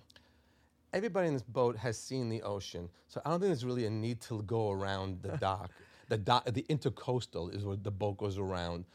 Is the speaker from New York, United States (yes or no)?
yes; Five Towns, New York, United States; also born or lived in Israel; I was born in Israel. I grew up in, in the five towns